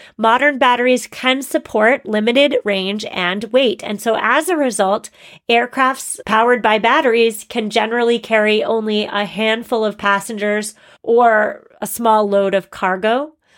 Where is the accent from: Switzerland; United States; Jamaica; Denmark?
United States; Massachusetts; Massachusetts, my home state